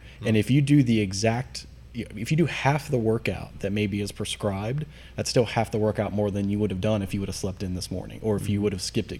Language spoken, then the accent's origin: English; Norwood, Ohio, United States; I grew up in Norwood, which is a little bit north of Cincinnati, maybe 25 minutes.